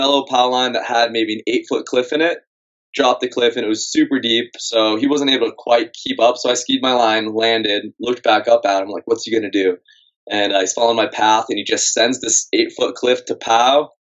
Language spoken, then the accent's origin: English; Massachusetts, United States; moved away as an adult; I grew up in Massachusetts